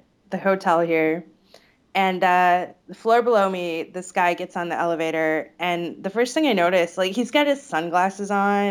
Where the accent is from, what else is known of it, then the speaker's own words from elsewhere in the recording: Illinois, United States; Well, I grew up near Chicago, so we don't have like the long vowels that we do there.